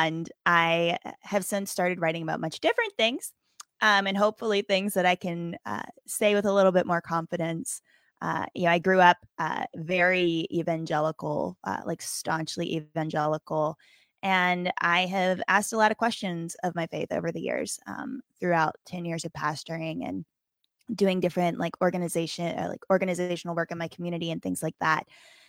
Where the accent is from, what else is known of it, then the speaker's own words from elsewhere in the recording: Appalachia, United States; now in Wisconsin, United States; I grew up in right on the West Virginia-Virginia border. So in the Appalachian Mountains. And, I do miss the mountains.